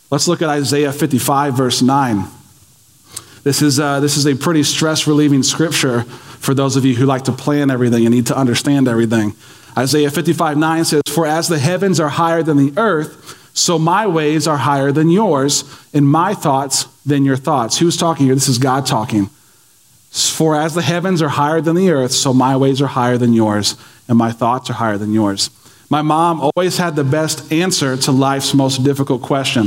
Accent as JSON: {"language": "English", "country": "United States", "said": "as American Christians"}